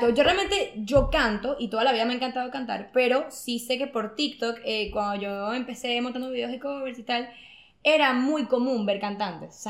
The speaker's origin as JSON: {"language": "Spanish", "town": "Valencia", "region": "Carabobo", "country": "Venezuela", "said": "me lo voy a decir aquí de Venezuela."}